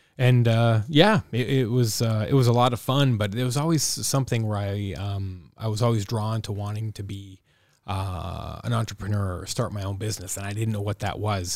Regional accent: Welland, Ontario, Canada; growing up in Welland

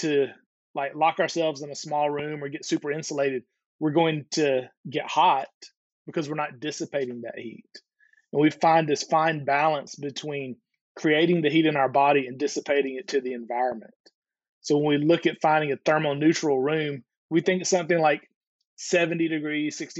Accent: the South, United States; moved away; also born or lived in Georgia / Alabama / Chicago / South Florida; I grew up in Georgia and Alabama and moved to Chicago.

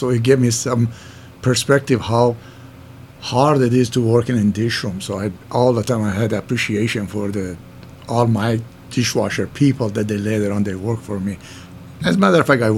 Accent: Iran; accent: Middle Eastern; English is a second language; moved away as an adult; also born or lived in New York; now in Minneapolis, United States; I moved from Iran in 1976. I come to New York, and I stayed

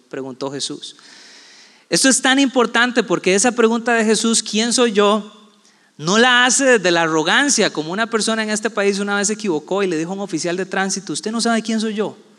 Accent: Puerto Viejo de Sarapiquí, Heredia, Costa Rica; also born or lived in San José, Costa Rica / Guápiles, Costa Rica; yo nací aquí en San José, me crié gran parte de mi vida en Puerto Viejo de Zarapiquí

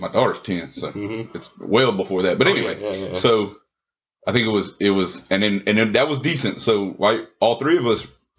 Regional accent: Mamou, Louisiana, United States; we grew up in Mamou relatively on the lower income scale of life, right?

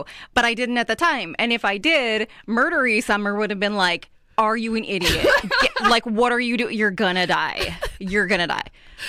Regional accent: Meridian, Idaho, United States; I'm from Meridian.

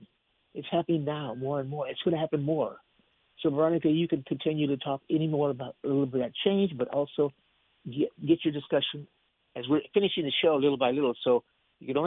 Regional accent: United States; Latinos, like I am, I'm Mexican American

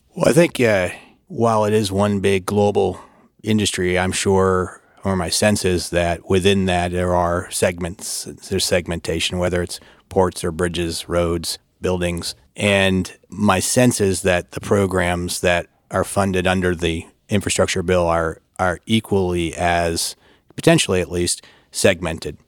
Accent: Michigan, United States; moved away as an adult; now in Washington, D.C., United States; worked for my hometown congressman, a fellow by the name of Fred Upton of Michigan

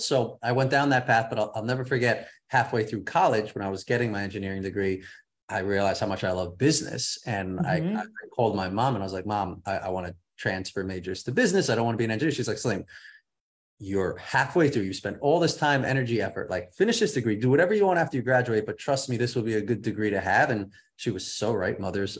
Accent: Hudson Valley, upstate New York, United States; moved away as an adult; now in Venice, California, United States; I grew up in upstate New York, Hudson. Well, I say upstate for anyone in the city. I grew up in Hudson Valley, about an hour and a half north of the city. And then I lived in the city for about 8 years before moving out here 3 years ago.

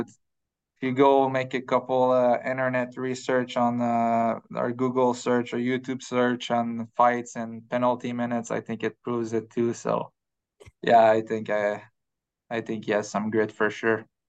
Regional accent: Quebec, Canada; moved away; back home, uh, we live in the mountain, uh, in Quebec. So my hometown is a, is, um, smaller hometown, like ten thousand people

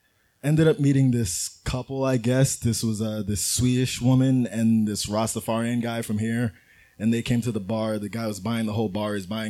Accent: New York City, New York, United States; From Queens, from here.

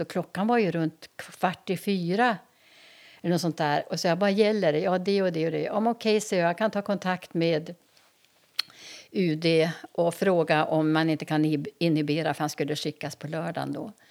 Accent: Umeå, Västerbotten County, Sweden; moved away as an adult; now in Härnösand, Sweden; jag växte upp på Teg

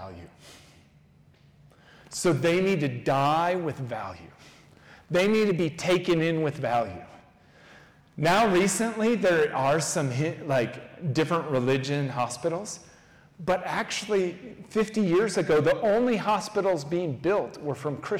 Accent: United States; an American who has white skin

